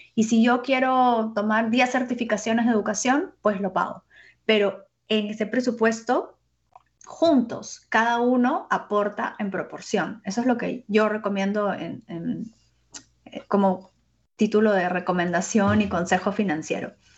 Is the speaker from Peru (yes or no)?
yes; Peru; yo soy peruana